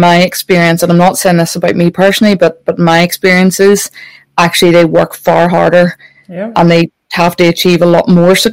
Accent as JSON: {"language": "English", "region": "Northern Ireland", "country": "United Kingdom", "tie": "born or raised there", "said": "I grew up watching that in Northern Ireland"}